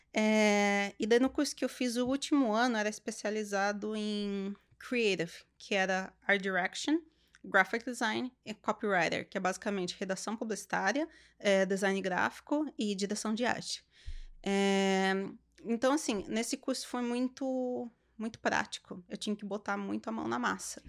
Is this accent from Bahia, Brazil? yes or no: no; Sorocaba, São Paulo, Brazil; moved away as an adult; now in Canada; região de Sorocaba, interior de São Paulo, que é de onde eu sou